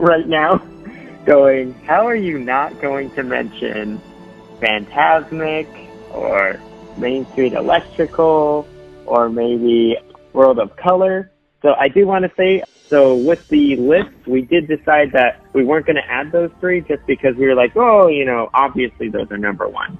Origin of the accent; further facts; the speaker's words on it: California, United States; when I was a kid growing up in California